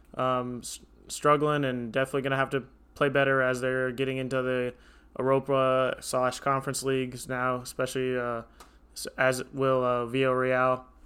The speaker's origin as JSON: {"language": "English", "country": "United States", "said": "as an American"}